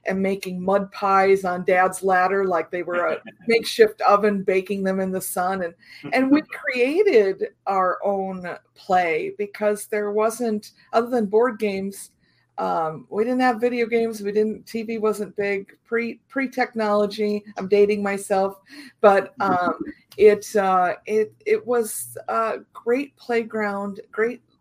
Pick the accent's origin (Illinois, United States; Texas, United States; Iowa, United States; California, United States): Iowa, United States; I was uh, very much rural area, right next to my grandfather's farm. Uh, had a had a creek and sort of a, a mini forest on the other side. So rural rural Iowa was was home.